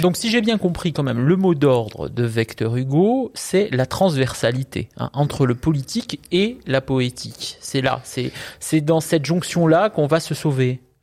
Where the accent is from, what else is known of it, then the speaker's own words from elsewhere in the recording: Corsica, France; je suis corse